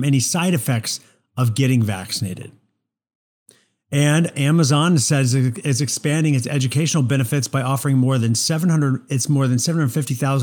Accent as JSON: {"language": "English", "region": "Missouri", "country": "United States", "tie": "born or raised there", "moved": "yes", "said": "I'm from Missouri? I was born and raised in Missouri."}